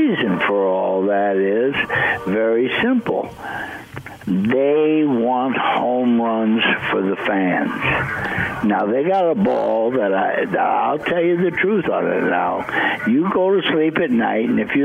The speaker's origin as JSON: {"language": "English", "town": "Bridgewater", "region": "South Dakota", "country": "United States", "tie": "born or raised there", "moved": "yes", "lives_now": "California, United States", "said": "I came from Bridgewater, South Dakota, a town of 600 people. That's very important to me. That's where I was raised."}